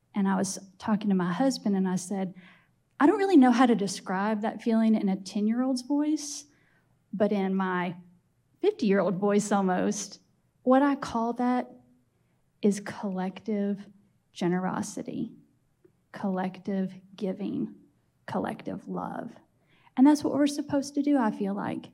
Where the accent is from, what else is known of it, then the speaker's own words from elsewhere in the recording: Lexington, Kentucky, United States; I grew up in Lexington